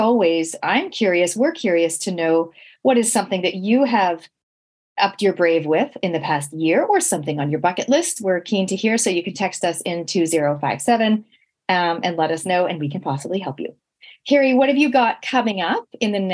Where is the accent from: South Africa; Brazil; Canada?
Canada; now in New Zealand; growing up in Canada, we literally had no relatives